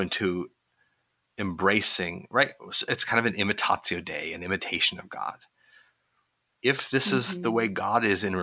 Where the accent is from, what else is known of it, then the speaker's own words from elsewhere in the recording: Midwest, United States; moved away as an adult; also born or lived in Indiana; now in Pittsburgh, United States; I grew up in the Midwest